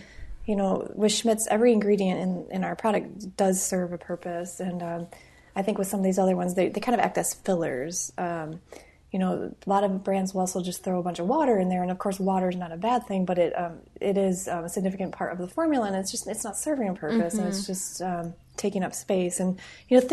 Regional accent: Midwest, United States; moved away; I'm from the Midwest originally.

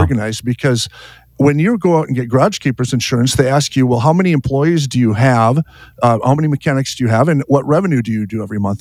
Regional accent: Fargo, North Dakota, United States; I'm from Fargo, North Dakota

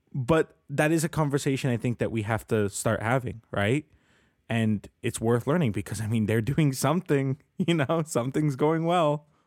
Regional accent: Colombia; now in Canada; Colombia, my home country where I was born

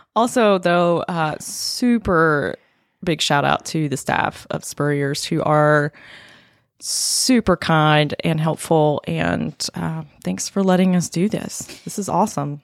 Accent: North Carolina, United States; I was born and raised in North Carolina.

